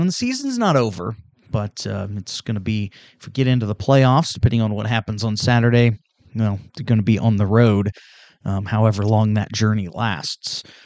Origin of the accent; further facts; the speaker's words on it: Union Star, Missouri, United States; I'm from Union Star, so I, I get the small town thing. I had 19 in my class